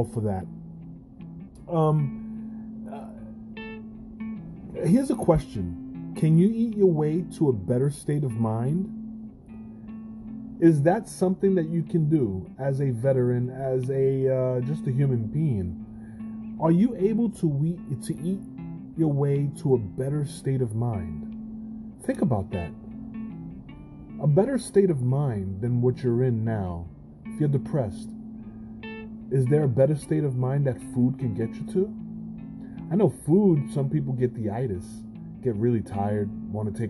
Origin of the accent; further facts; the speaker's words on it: New York, United States; I'm a New Yorker